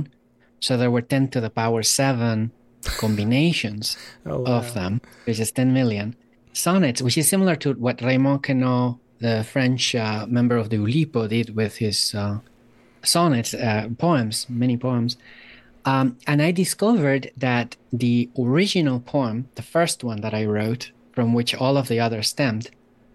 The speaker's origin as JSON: {"language": "English", "country": "Guatemala", "tie": "born or raised there", "also_born_or_lived": "Germany", "moved": "yes", "lives_now": "Salem, United States", "said": "I was born in Germany. I grew up in Guatemala. I am now an American citizen"}